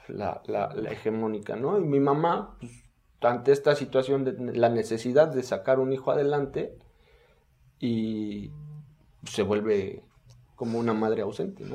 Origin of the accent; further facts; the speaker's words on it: Mexico City, Mexico; soy de la colonia Esperanza, allá por el centro de, la Ciudad de México